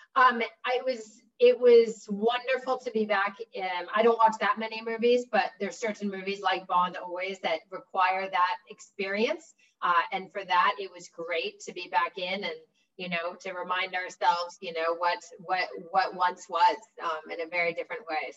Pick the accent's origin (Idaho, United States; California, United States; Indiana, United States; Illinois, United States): California, United States; Los Angeles; grew up in Los Angeles without a TV for most of my childhood